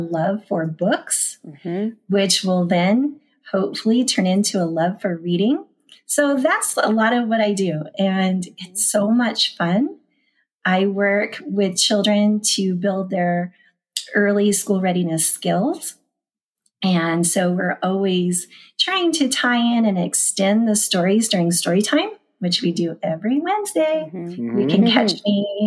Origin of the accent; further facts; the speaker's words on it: Bakersfield, California, United States; moved away as an adult; also born or lived in Antelope Valley, California / Tehachapi, California; now in Mammoth Lakes, United States; I started in Bakersfield. I am born and raised Bakersfield